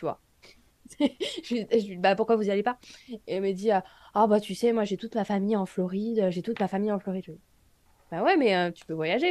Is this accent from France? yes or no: yes; France; moved away as an adult; now in United States; je suis française